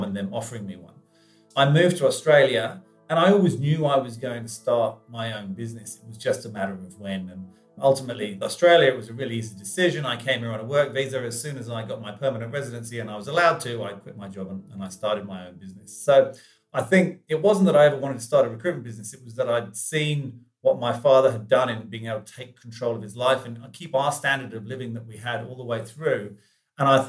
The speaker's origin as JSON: {"language": "English", "region": "England", "country": "United Kingdom", "tie": "born or raised there", "said": "I grew up in England"}